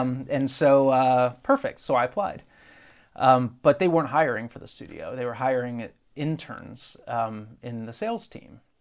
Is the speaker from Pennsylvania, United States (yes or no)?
yes; Dover, Pennsylvania, United States; I grew up in Pennsylvania, South Central P A, a little town called Dover, uh, which is not too far from Harrisburg